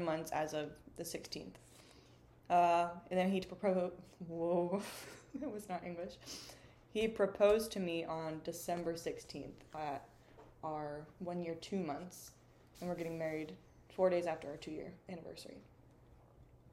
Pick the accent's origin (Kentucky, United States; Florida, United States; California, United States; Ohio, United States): Florida, United States; also born or lived in Maryland / Tennessee; I am from Florida. Basically my whole life.